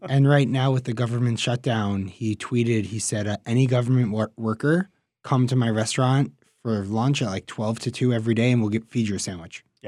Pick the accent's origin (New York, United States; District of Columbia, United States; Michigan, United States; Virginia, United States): New York, United States; New York City; I'm from Queens, New York